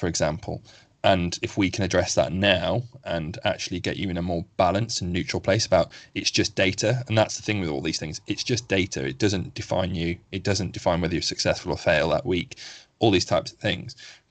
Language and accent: English; United Kingdom; as a British person